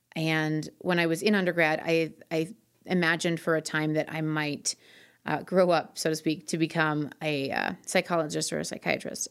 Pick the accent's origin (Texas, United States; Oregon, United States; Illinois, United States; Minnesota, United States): Minnesota, United States; Twin Cities; also born or lived in Florida / Hawaii / South Korea; now in Denver, United States; I was raised mostly in the Twin Cities in Minnesota.